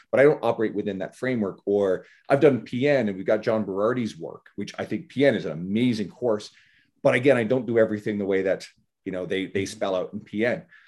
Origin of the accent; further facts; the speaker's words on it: Canada; I'm Canadian